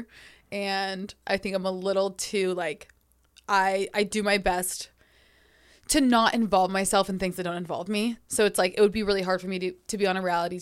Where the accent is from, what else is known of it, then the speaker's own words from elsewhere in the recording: Sacramento, California, United States; moved away as an adult; also born or lived in Los Angeles; So I grew up in Sacramento. And then when I was 18, I moved to Los Angeles.